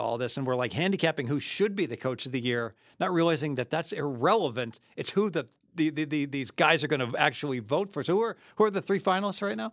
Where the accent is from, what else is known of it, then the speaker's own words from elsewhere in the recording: Dayton, Ohio, United States; I'm from Dayton